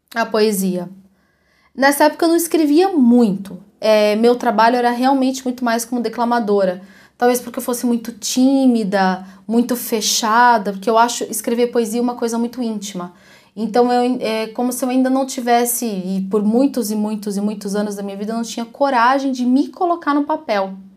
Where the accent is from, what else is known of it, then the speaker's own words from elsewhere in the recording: Ribeirão Preto, São Paulo, Brazil; moved away as an adult; now in Curitiba, Brazil; Embora eu já viva em Curitiba há quase 20 anos, eu sou de Ribeirão Preto, que é uma cidade no interior de São Paulo